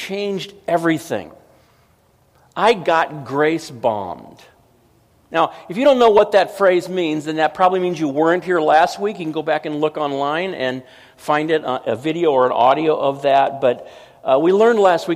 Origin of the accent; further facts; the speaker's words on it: Southern California, United States; I was from Southern California